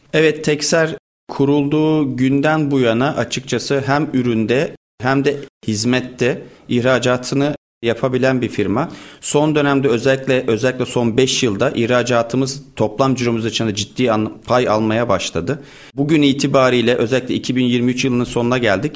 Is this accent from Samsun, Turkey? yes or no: yes; Bafra, Samsun, Turkey; now in Istanbul, Turkey; Samsun Bafralıyım. Yaklaşık 24 yıldır İstanbul'dayım.